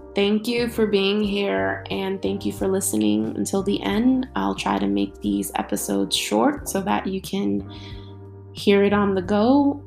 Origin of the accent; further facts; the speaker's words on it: New York City, New York, United States; growing up in New York City is is truly a blessing